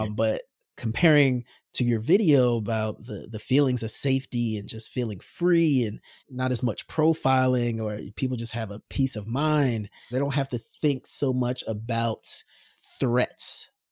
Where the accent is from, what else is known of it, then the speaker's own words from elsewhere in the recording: United States; I'm American, red-blooded, steak-eating.